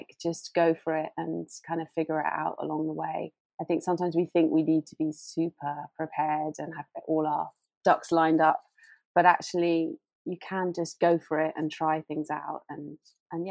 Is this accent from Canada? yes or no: no; United Kingdom; as a Brit